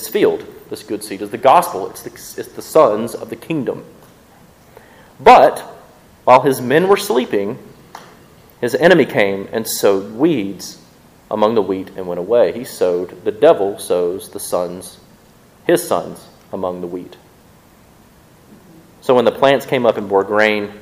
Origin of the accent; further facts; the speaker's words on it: Mississippi, United States; I'm from Mississippi